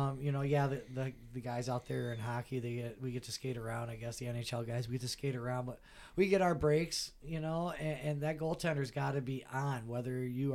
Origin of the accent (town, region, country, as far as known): East Lansing, Michigan, United States; born or raised there